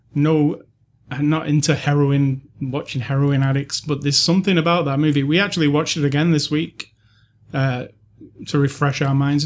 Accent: United Kingdom; As a British person who, I have never really had a Scottish friend or lived in Scotland

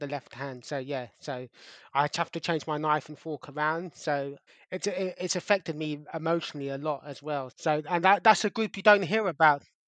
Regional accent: London, United Kingdom; growing up in Wimbledon

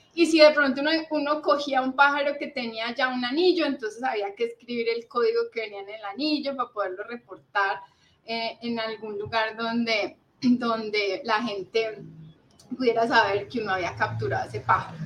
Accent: Cali, Valle del Cauca, Colombia; also born or lived in Manizales; en Cali fue pues como toda mi, mi infancia, el colegio, la universidad, eh, aquí eh, siempre estuvimos

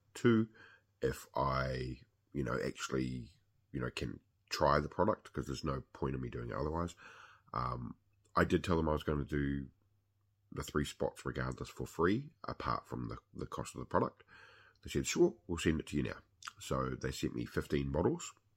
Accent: New Zealand; I am a Kiwi

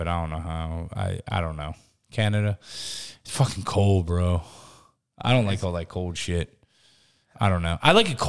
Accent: New Jersey, United States; I'm from Jersey.

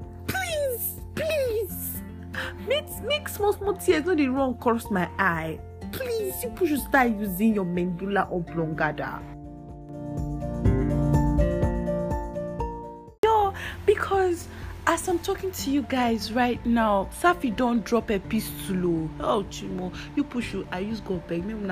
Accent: Nigeria; I'm a Nigerian

